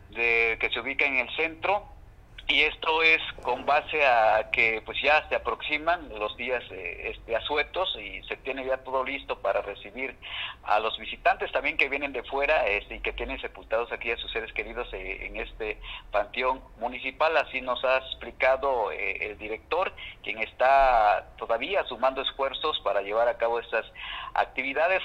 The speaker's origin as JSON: {"language": "Spanish", "country": "Mexico", "said": "esta fiesta que nos identifica a nosotros como mexicanos"}